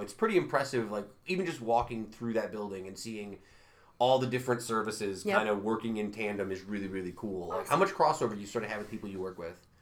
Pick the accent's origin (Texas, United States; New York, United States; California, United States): New York, United States; Utica; grew up in Utica